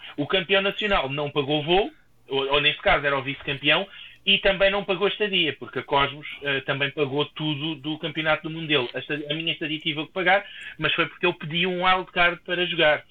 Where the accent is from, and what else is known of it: Portugal